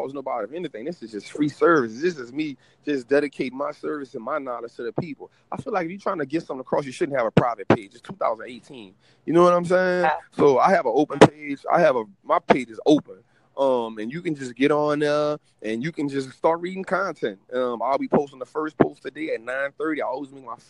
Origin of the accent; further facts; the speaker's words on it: New Orleans, Louisiana, United States; in the communities where I'm from. I'm from New Orleans